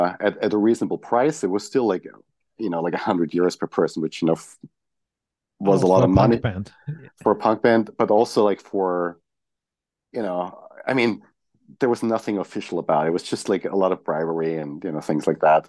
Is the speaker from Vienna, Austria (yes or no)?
no; Graz, Styria, Austria; I grew up in Graz